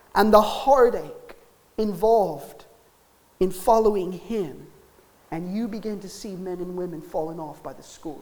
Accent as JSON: {"language": "English", "country": "United States", "moved": "yes", "lives_now": "Wales, United Kingdom", "said": "as an American"}